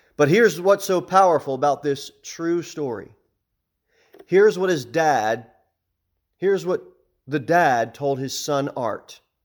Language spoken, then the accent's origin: English; New Jersey, United States; moved away; I'm from, I'm from New Jersey